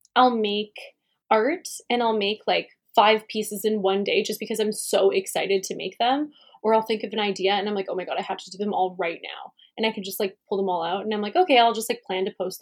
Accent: Calgary, Alberta, Canada; I grew up in Calgary, born and raised

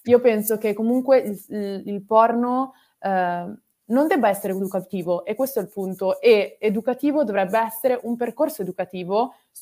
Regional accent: Milan, Lombardy, Italy; moved away as an adult; also born or lived in Australia; Io sono di Milano, e ho un uh, rapporto molto contrastante con la mia città da sempre

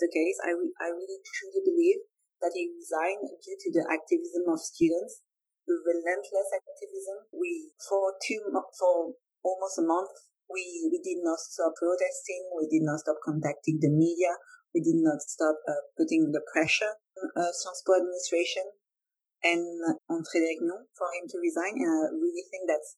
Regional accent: France; I'm French.

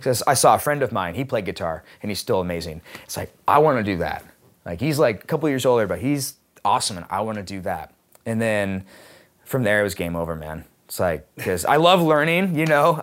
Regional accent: Seattle, Washington, United States; I choose to stay in Seattle and f, operate out of here is because, um, not just, one, it's my hometown

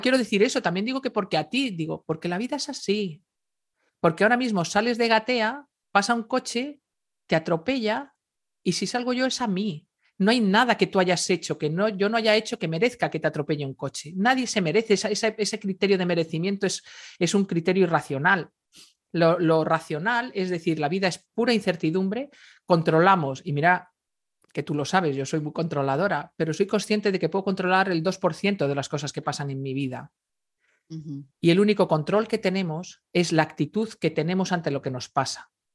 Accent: Galicia, Spain; yo soy gallega, me crié en Galicia

